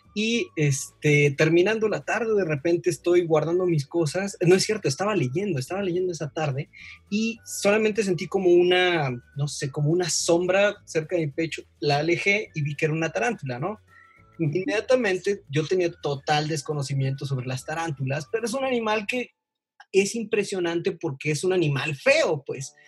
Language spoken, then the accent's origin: Spanish; Veracruz, Mexico; also born or lived in Chihuahua; now in Mexico City, Mexico; soy de Veracruz, eh, tengo la oportunidad de vivir en Ciudad de México, también he vivido en, Chihuahua, viví tres años